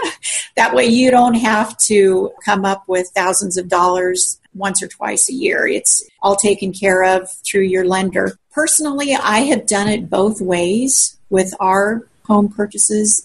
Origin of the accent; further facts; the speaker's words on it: Colorado, United States; moved away as an adult; also born or lived in South Central Kansas; now in Newton, Kansas, United States; I grew up in Colorado